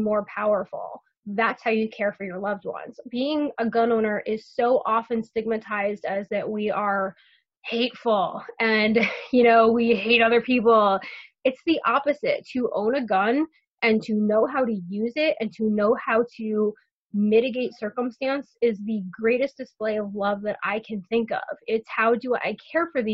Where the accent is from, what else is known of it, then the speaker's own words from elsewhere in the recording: Westchester County, New York, United States; I grew up in Westchester County, New York, which is the first county right north of New York City